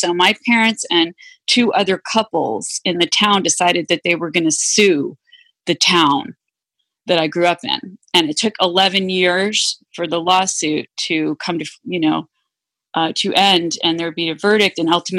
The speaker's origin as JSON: {"language": "English", "region": "Massachusetts", "country": "United States", "tie": "born or raised there", "said": "when I was growing up in Massachusetts, there was this big issue around busing. Mm. You know, and so I grew up in one of the few towns where we had busing, and it was contentious."}